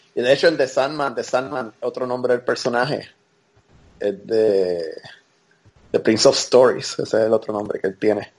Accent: Puerto Rico; moved away as an adult; now in United States; obviamente me crié en Puerto Rico, pero yo viví toda mi vida adulta ya en los Estados Unidos.

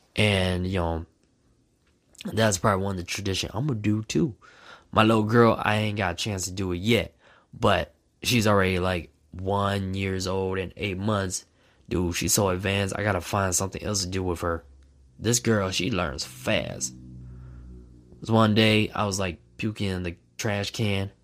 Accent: Minnesota, United States; Growing up in Minnesota

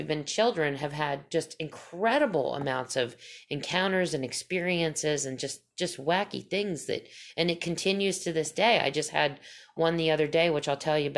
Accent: Pennsylvania, United States; I grew up in Pennsylvania

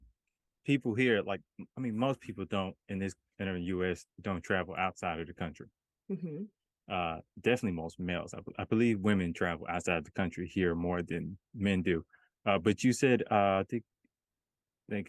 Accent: Memphis, Tennessee, United States; I grew up in Memphis

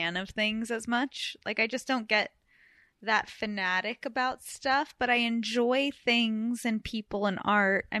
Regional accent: Beverly Hills, California, United States; moved away as an adult; also born or lived in New York; I grew up in Beverly Hills

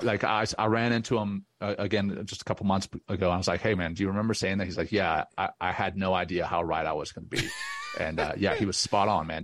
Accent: Louisiana, United States; also born or lived in Cape Town, South Africa; I grew up in Louisiana

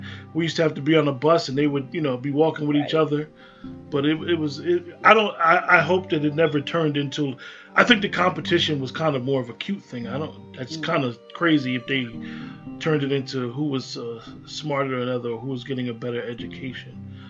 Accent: Union, New Jersey, United States; I grew up in the Vauxhall section. I actually grew up right around the corner from Jefferson. And on my street, I went to Washington.

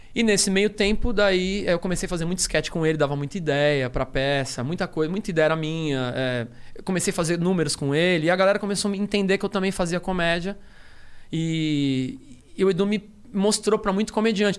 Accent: Rio de Janeiro, Brazil; eu sou do Rio

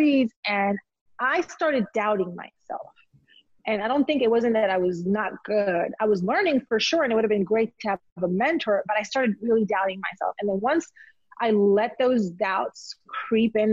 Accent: Elmwood Park, New Jersey, United States; moved away as an adult; also born or lived in Colombia / South Texas / Charlotte, North Carolina / Dallas, Texas; now in Atlanta, United States; I grew up in Jersey, with Macedonian friends, Polish friends, Italian, Cubans, Puerto Ricans

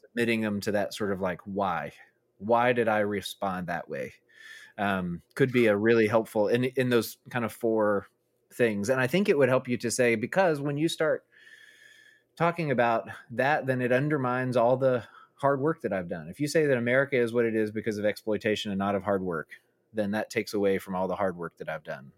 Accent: Arkansas, United States; I grew up in Arkansas, I moved from South Arkansas to North Arkansas, Northwest

